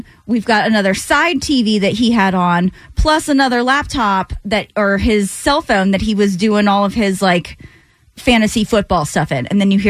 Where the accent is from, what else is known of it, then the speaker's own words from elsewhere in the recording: the South, United States; I was born and raised in the South.